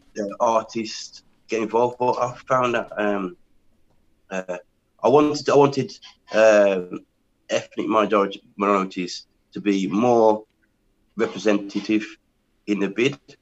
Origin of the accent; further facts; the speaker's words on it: England, United Kingdom; I am from England, born in England.